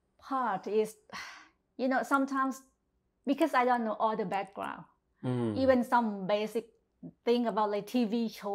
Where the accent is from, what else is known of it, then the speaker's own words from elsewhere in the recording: Southern Thailand, Thailand; accent: Southern Thai dialect; English is a second language; moved away; also born or lived in Bangkok, Thailand; I'm from the South, which is very kind of, you know, upcountry.